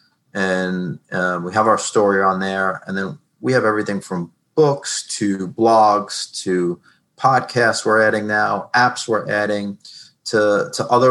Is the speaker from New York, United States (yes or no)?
yes; New York, United States; moved away as an adult; now in New Jersey, United States; I'm new to New Jersey. I'm from New York